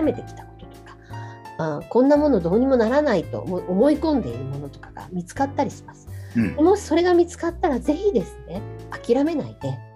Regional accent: Tokyo, Japan; 私東京生まれ東京育ち現在東京の狛江市に在住しております

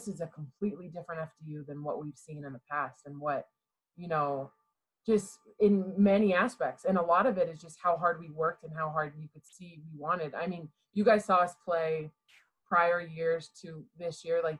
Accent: Houston, Texas, United States; born there; I was born in Houston, Texas.

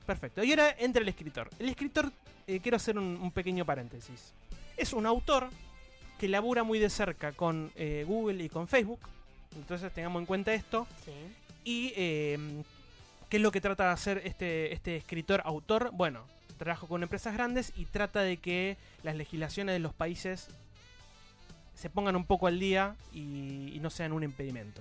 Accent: Argentina; soy argentino

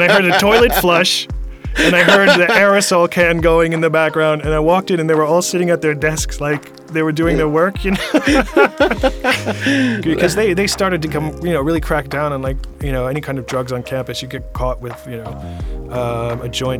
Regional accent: Long Island, New York, United States; moved away as an adult; also born or lived in Washington, D.C. / Denmark / Helsinki; now in Estonia; I was born on Long Island in New York

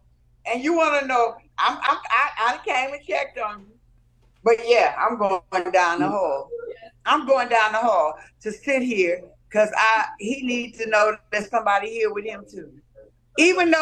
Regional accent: Compton, California, United States; I was raised in Compton

